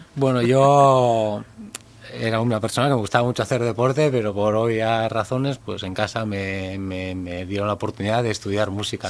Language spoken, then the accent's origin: Spanish; Elorrio, Basque Country, Spain; yo soy un chico del Orrio, de un pueblo de Vizcaya, frontera con, con Guipúzcoa. Nuestra familia es de allí